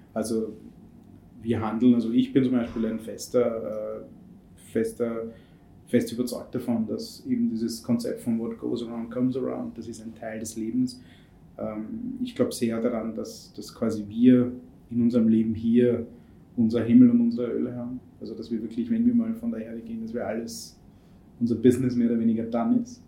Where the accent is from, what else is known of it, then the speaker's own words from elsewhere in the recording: India; moved away; ich bin in Indien erzogen worden und groß geworden